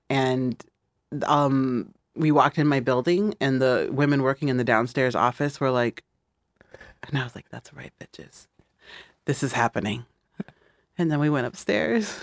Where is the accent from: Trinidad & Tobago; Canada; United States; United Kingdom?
United States; Midwest; moved away